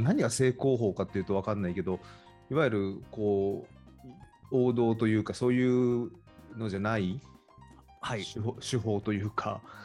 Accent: Fujieda, Shizuoka, Japan; now in San Francisco, United States; サッカーしかやってないですよ、うちの地元

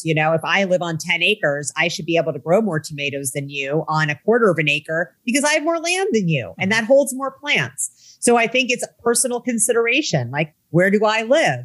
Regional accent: Midwest, United States; I grew up in the Midwest in the 1980s and 90s

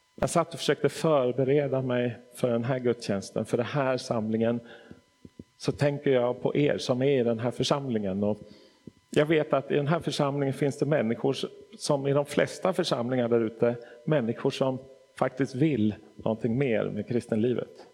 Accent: Stockholm, Stockholm County, Sweden; moved away as an adult; also born or lived in Nacka; now in Hässleholm, Sweden; Jag är född och uppvuxen i Stockholm

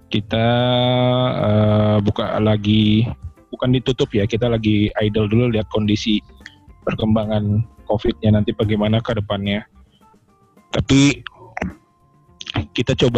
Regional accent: Bogor, West Java, Indonesia; saya dari Bogor uh, kalau saya sih berani nyebutin usia ya saya 40 tahun

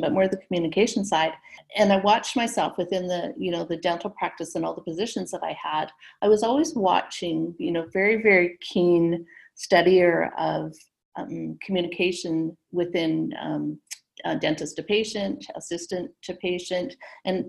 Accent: Vancouver, British Columbia, Canada; I was born in Vancouver, where I'm sitting right now. So born here and living here

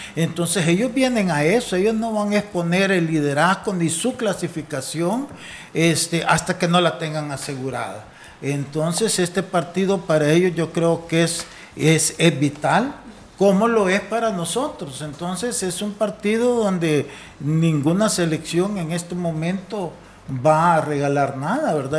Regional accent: El Salvador

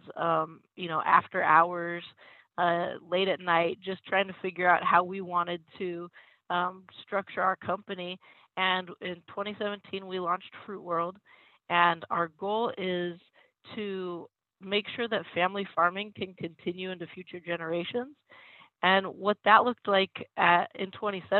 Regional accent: Reedley, California, United States; moved away as an adult; also born or lived in East Coast / New York; I grew up farming in Reedley, California

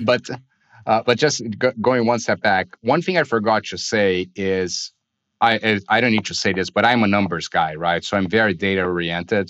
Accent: Brazil; I was born and raised in Brazil.

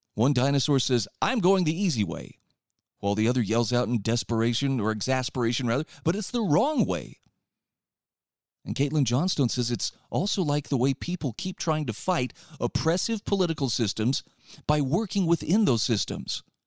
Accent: Utah, United States; in my home state

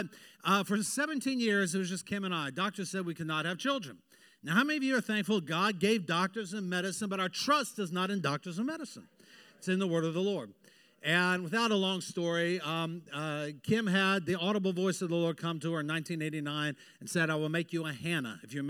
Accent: Hawaii, United States; born there; I am a Navy brat. I was born in Hawaii. Don't I look Hawaiian?

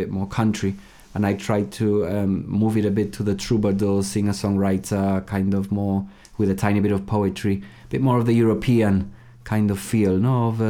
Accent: Gibraltar; moved away as an adult; also born or lived in Hull, United Kingdom; I was born in Gibraltar and I lived there till I was 18.

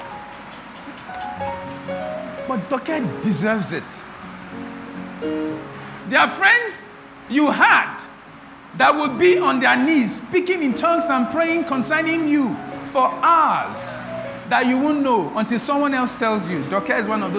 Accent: Benin City, Edo, Nigeria; When we're growing up in Benin

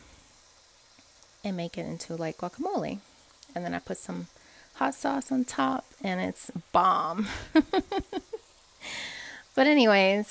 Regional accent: Puerto Rico; moved away; I'm from Puerto Rico

